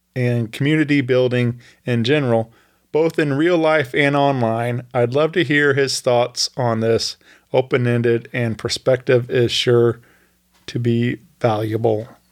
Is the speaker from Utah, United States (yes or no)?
no; Wentzville, Missouri, United States; Wentzville is my hometown r, where I went to school